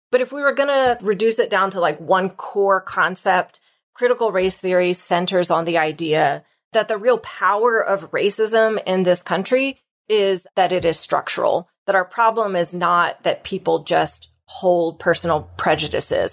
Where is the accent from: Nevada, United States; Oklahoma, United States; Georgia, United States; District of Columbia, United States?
Oklahoma, United States; moved away as an adult; also born or lived in New York / Boston / Toronto; now in Texas, United States; I grew up in Oklahoma